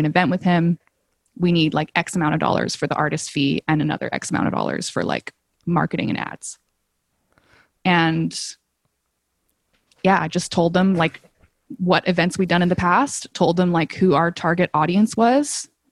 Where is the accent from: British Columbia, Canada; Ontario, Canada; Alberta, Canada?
Alberta, Canada; Calgary; moved away as an adult; also born or lived in England / Hong Kong; now in Toronto, Canada; I grew up in Calgary